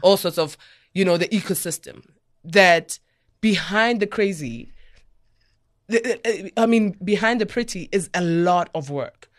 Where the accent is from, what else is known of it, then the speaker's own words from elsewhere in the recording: Soweto, Gauteng, South Africa; I'm a girl from Soweto